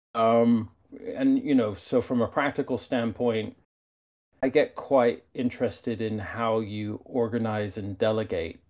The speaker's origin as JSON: {"language": "English", "country": "United Kingdom", "tie": "born or raised there", "moved": "yes", "said": "I grew up in the United Kingdom"}